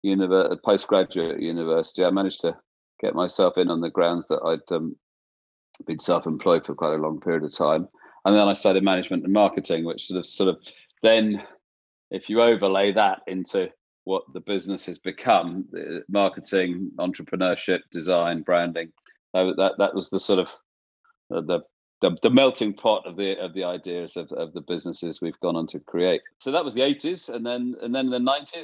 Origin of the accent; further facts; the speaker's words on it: East Sussex, South East England, United Kingdom; moved away as an adult; also born or lived in London; I was brought up in East Sussex